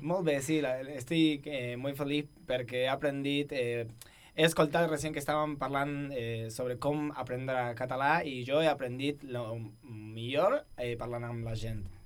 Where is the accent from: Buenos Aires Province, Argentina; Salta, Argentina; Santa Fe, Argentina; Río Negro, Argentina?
Buenos Aires Province, Argentina; now in Barcelona, Spain; soy de Buenos Aires y automáticamente aclaro que soy de la provincia de Buenos Aires